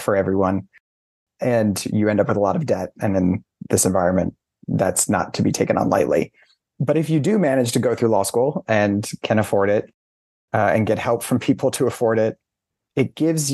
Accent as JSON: {"language": "English", "town": "Syracuse", "region": "New York", "country": "United States", "tie": "born or raised there", "said": "I grew up outside of Syracuse in central New York."}